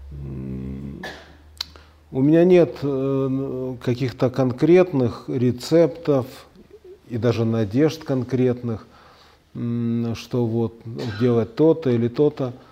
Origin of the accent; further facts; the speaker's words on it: Ukraine; now in Russia; Это сознательно, потому что я, хоть русский, я вырос на Украине – и очень люблю этот народ и эту культуру, и неплохо ее знаю. Я окончил украинскую школу.